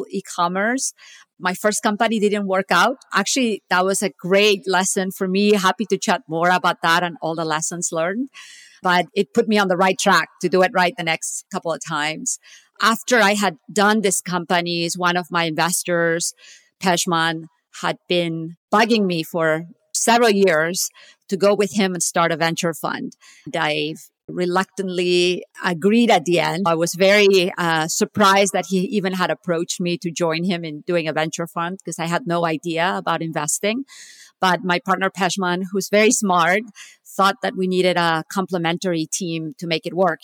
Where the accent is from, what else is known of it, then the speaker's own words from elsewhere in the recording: Barcelona, Catalonia, Spain; moved away as an adult; also born or lived in Stanford, California / Silicon Valley; now in United States; I'm actually originally from Barcelona, Spain. I came to the US in 1995.